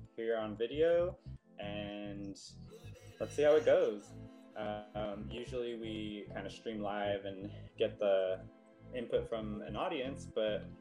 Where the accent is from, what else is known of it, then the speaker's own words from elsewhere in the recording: San Gabriel Valley, California, United States; where I grew up in San Gabriel Valley